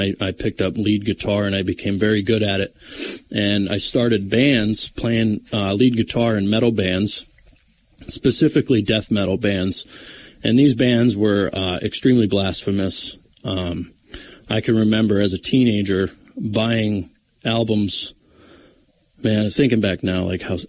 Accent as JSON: {"language": "English", "town": "Mountaintop", "region": "Pennsylvania", "country": "United States", "tie": "born or raised there", "lives_now": "Mifflinville, United States", "said": "I grew up in Mountaintop, Pennsylvania"}